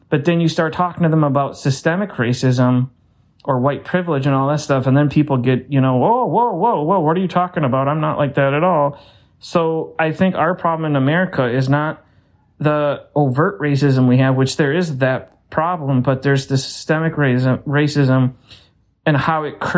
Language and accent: English; Saint Paul, Minnesota, United States; instead of saying I'm from St. Paul, people take pride to say I'm from this time. And like for me, you know, I say I'm from Dayton's Bluff